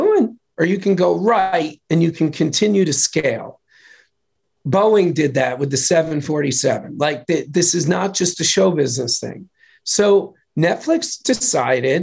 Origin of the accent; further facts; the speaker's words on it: New York, United States; I'm from New York.